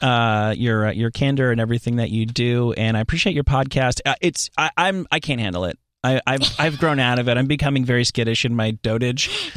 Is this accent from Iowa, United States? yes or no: no; New Jersey, United States; also born or lived in New York City; I went to high school in New York, but I, I'm from New Jersey